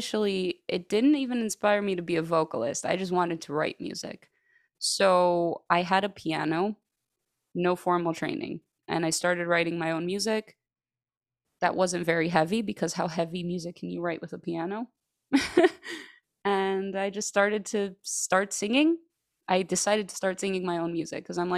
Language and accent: English; Greece; moved away as an adult; now in Chicago, United States; I grew up in Chicago, but then when I was 10 years old, my parents and I, we moved to Greece, because my parents are Greek. So, and I stayed there up until the age of like 25